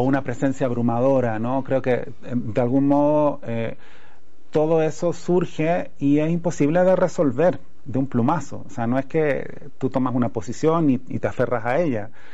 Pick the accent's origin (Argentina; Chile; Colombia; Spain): Chile; accent: Chilean; moved away as an adult; now in Mexico; todavía estoy eh, muy achilenado, a pesar de que llevo cuatro años acá